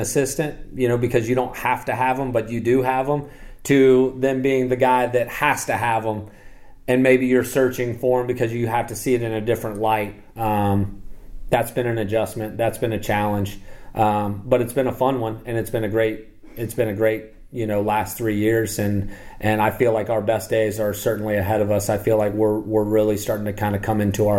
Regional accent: Midwest, United States; now in US South; my faith is, you know, growing up in the Midwest and growing up in a Catholic family, and in the 80s, you know, and the 90s, faith isn't something that you really talk about a whole lot.

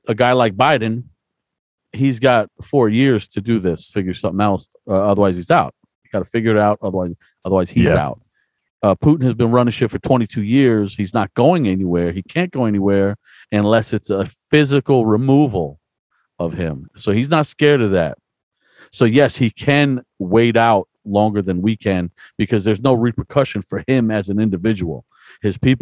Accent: United States; And I'm an American

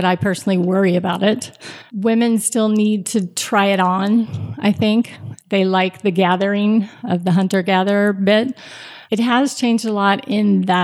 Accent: Austin, Texas, United States; moved away as an adult; now in Boulder, United States; So I was born and raised in Austin, Texas, 21 when I got married. A couple months past getting married, we moved to Boulder, and I have not gone back since

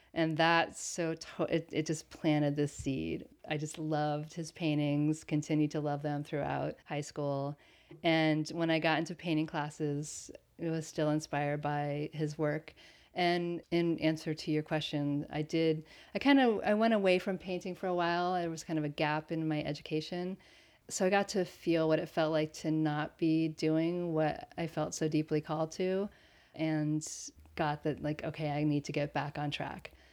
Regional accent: Connecticut, United States; also born or lived in Berlin, Germany; now in Pacific Northwest, United States; I grew up in Connecticut and Berlin, Germany

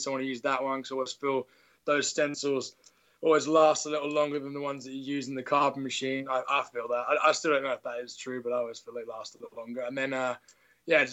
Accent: England, United Kingdom; also born or lived in Nottingham / Derby; I'm English.

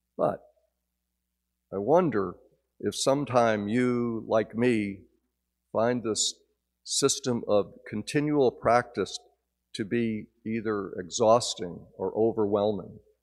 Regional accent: Northern New Jersey, United States; moved away; my childhood growing up in New Jersey

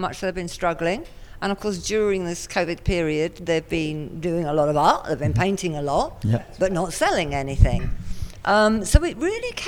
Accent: England, United Kingdom; also born or lived in Hong Kong; now in Phuket, Thailand; I'm from England originally

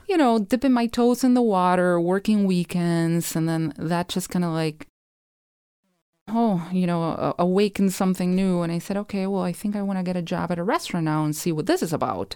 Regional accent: Rosario, Santa Fe, Argentina; moved away as an adult; now in St. Paul, United States; I grew up in Rosario

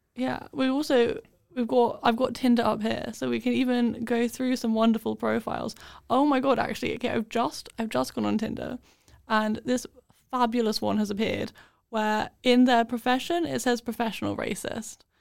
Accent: London, United Kingdom; accent: British; moved away; we're from London.

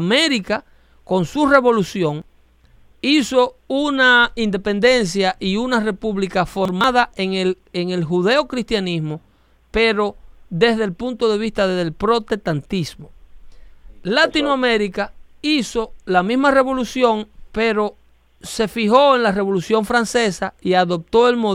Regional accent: Mexico; Yo soy mexicano.

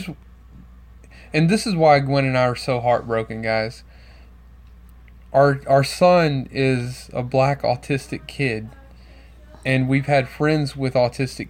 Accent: Baton Rouge, Louisiana, United States; That's my hometown

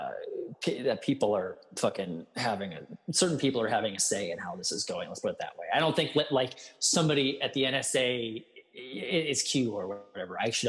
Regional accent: Ireland; I'm Irish. I'm very pale.

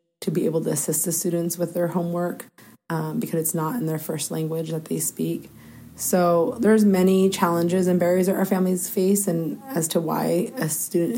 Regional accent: Mount Vernon, Washington, United States; also born or lived in California; I actually was born and raised in my youth years in California, moved to Washington State in third grade, and then to Mount Vernon when I was in sixth grade. So I say I was raised here in Mount Vernon in Skagit County

